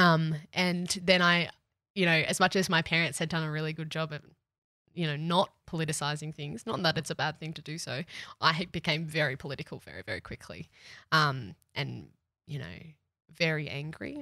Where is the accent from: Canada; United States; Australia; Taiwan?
Australia; Cronulla, New South Wales; I grew up in the Sutherlandshire in New South Wales, Cronulla